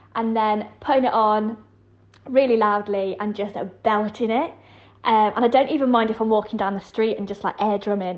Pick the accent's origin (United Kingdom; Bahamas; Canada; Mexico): United Kingdom; Yorkshire and the Humber; I grew up in West Yorkshire